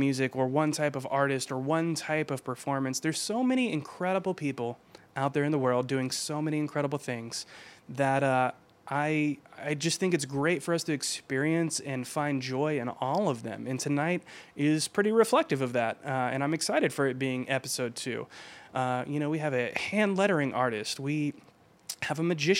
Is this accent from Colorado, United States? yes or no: no; Georgia, United States; my home state of Georgia